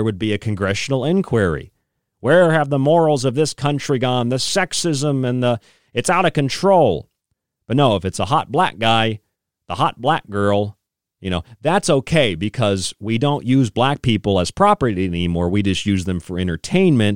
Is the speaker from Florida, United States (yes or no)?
yes; Tampa, Florida, United States; moved away; also born or lived in St. Petersburg, Florida; I grew up in Tampa, St. Pete, so I lived there again after childhood